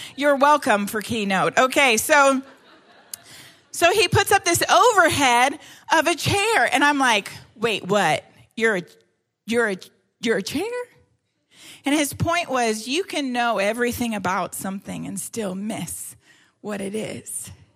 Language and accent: English; Canada; I'm Canadian uh, and I yeah I grew up in Canada